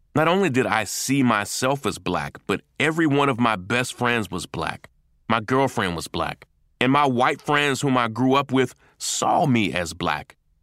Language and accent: English; Versailles, Kentucky, United States; my hometown